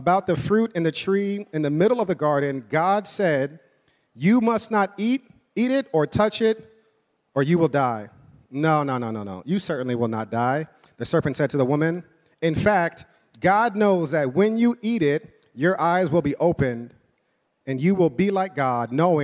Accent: New York City, New York, United States; I'm from, born and raised in New York

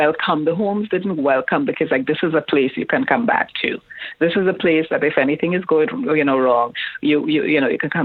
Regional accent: Trinidad & Tobago; I grew up in Trinidad

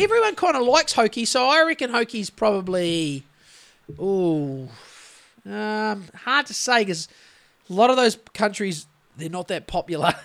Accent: New Zealand; Being a Kiwi

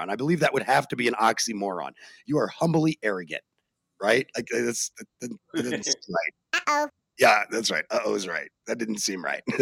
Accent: Phoenix, Arizona, United States; also born or lived in Europe; now in Colorado, United States; I grew up all over the country and Europe, even if you really want to know the truth. But uh, but my hometown is Phoenix. My birth town is actually here where I live now in Colorado.

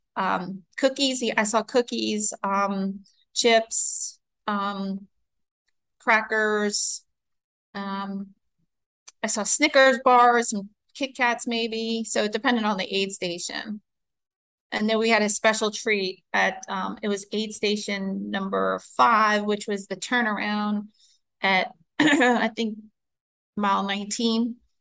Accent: New York City, New York, United States; I grew up in New York. Um, I'm a city city person.

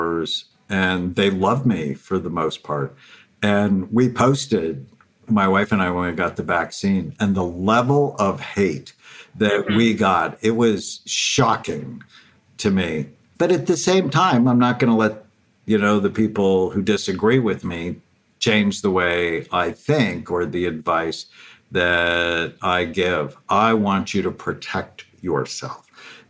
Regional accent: Los Angeles, California, United States; born or raised there

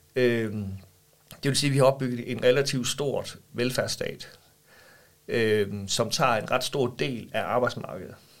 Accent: Vejle, Southern Denmark, Denmark; jeg er opvokset i Vejle, og jeg bor i Vejle i dag

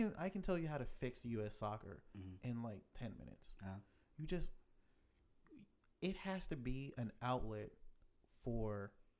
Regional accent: Manchester, Jamaica; born there; Also, I was born in Manchester.

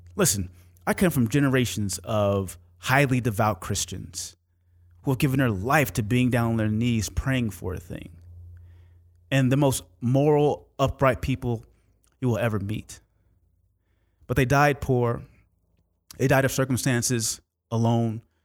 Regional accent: Oakland, California, United States; when I was growing up in Oakland, California

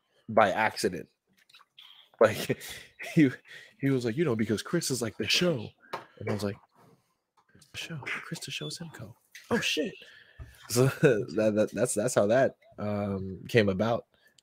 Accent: South Shields, North East England, United Kingdom; you know, we're from Sith Shields.

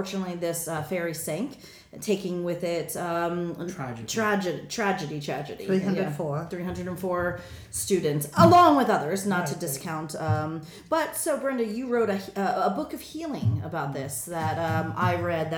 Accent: United States; now in South Korea; I'm also American.

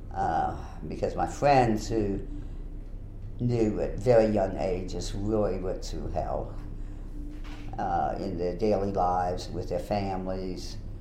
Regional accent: New Orleans, Louisiana, United States; I was born in 1940, grew up uh, in the New Orleans vicinity. I always say I'm from New Orleans because even though I grew up in Jefferson Parish

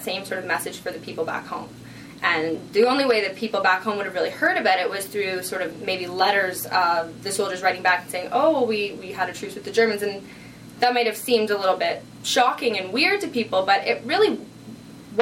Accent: Canada; our Canadian identity

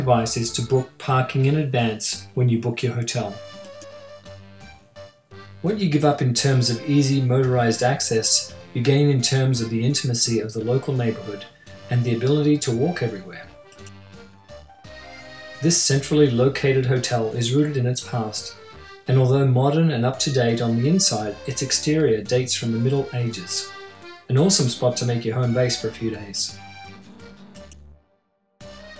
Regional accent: Australia; since I was a young boy growing up in Australia

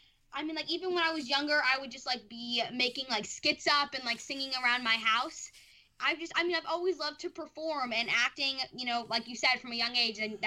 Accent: California, United States; Yes, I am. I'm a California girl.

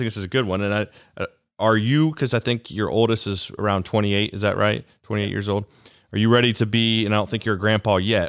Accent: Granville, Ohio, United States; Granville, which is my hometown.

